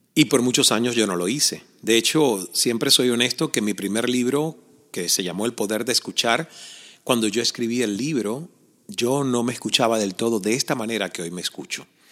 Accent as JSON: {"language": "Spanish", "town": "El Caney", "region": "Santiago de Cuba", "country": "Cuba", "tie": "born or raised there", "said": "yo crecí en Cuba, en un pequeño pueblo llamado El Caney"}